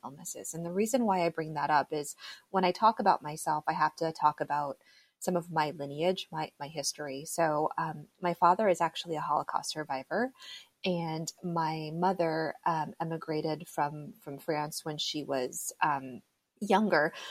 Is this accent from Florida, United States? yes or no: yes; South Florida, United States; So I was actually born and raised in South Florida. I'm one of those very few like native Floridians